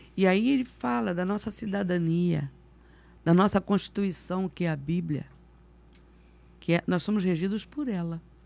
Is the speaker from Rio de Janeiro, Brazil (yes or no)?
yes; Rio de Janeiro, Brazil; also born or lived in Campo Grande, Rio de Janeiro; Nasci ali na Tijuca